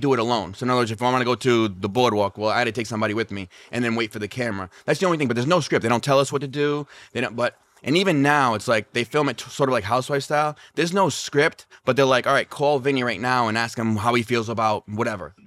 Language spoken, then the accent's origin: English; Rhode Island, United States; now in Las Vegas, United States; I'm from Rhode Island